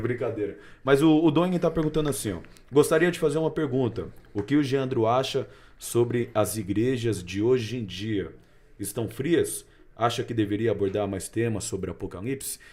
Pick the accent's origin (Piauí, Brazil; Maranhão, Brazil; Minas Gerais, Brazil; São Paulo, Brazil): São Paulo, Brazil; Cunha; Lá de Cunha, minha cidade raiz